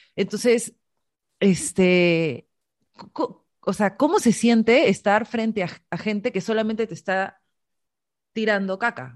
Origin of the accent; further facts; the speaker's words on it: Peru; todas las peruanas